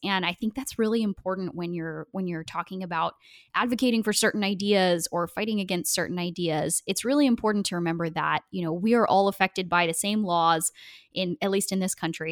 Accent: Portland, Oregon, United States; I grew up in Portland, Oregon

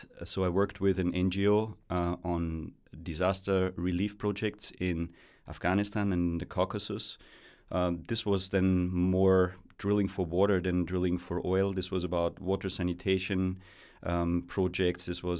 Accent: Austria; Growing up in Austria is a real privilege. I spent my childhood very close to mountains, lakes, and forests, so in a very intact environment

